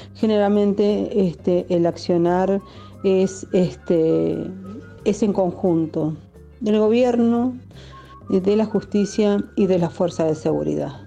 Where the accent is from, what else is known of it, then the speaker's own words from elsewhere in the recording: Chubut, Argentina; soy mapuche de Huelche soy de acá de la de la provincia del Chubut de la Lof Costa Lepa